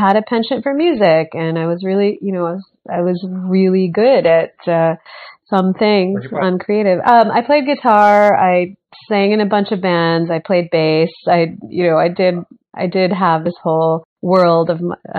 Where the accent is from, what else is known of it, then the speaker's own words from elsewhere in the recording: Bay Area, California, United States; moved away as an adult; also born or lived in Orange County, California / New York; I was born in Orange County, but I grew up in the Bay Area, all over the Bay Area